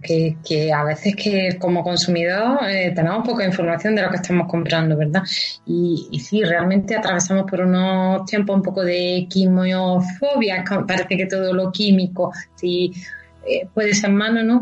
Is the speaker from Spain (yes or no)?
yes; Baza, Andalusia, Spain; now in Madrid, Spain; yo que soy de Baiza